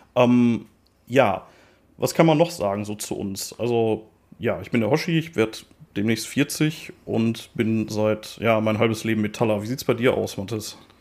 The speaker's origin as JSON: {"language": "German", "area": "Ruhr area", "region": "North Rhine-Westphalia", "country": "Germany", "tie": "born or raised there", "accent": "Ruhrpott dialect", "said": "wir sind beide auf Kohle geboren, wir sind beide Ruhrpott-Guys und äh, ich werde da auch, glaube ich, nicht versuchen, meinen Dialekt zu unterdrücken"}